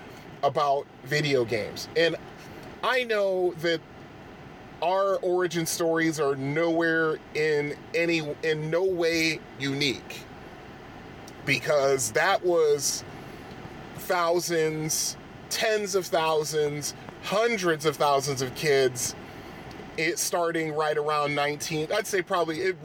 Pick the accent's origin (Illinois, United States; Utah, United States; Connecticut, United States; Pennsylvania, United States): Connecticut, United States; Bridgeport; I grew up in Bridgeport, Connecticut, which is I think is the most populous city in Connecticut